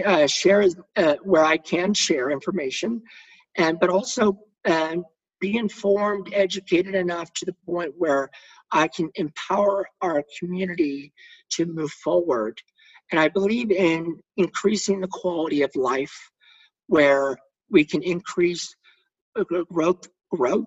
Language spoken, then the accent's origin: English; Texas, United States; born or raised there